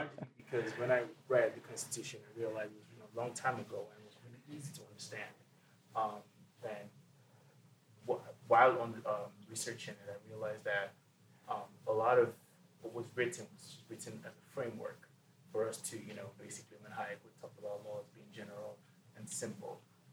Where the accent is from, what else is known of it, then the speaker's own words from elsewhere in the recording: Nigeria; now in United States; First of all, I just want to say I was born in Nigeria, and I've always been an Americanophile for the longest time.